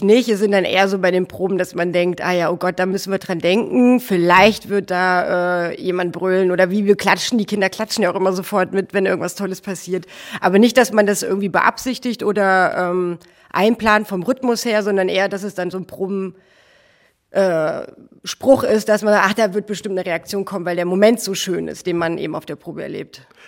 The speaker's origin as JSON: {"language": "German", "town": "Hofgeismar", "region": "Hesse", "country": "Germany", "tie": "born or raised there", "moved": "yes", "lives_now": "Hamburg, Germany", "said": "ich komme aus der Nähe von Kassel, aus Hofgeismar."}